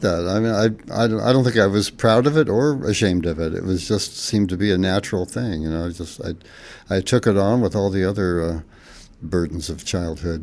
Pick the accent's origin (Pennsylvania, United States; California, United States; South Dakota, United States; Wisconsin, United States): California, United States; Fresno; the town where I grew up in Fresno, California